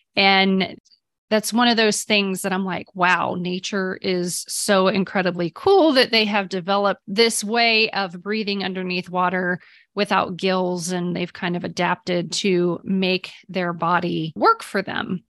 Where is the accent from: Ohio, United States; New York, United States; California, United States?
Ohio, United States; now in Texas, United States; I grew up in Ohio